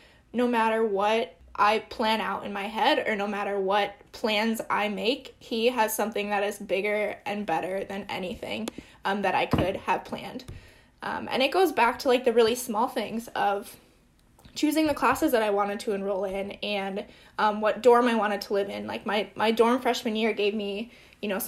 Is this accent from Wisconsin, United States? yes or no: yes; Marshfield, Wisconsin, United States; now in Madison, United States; I grew up in Marshfield, which is like 2 hours north of here, central Wisconsin.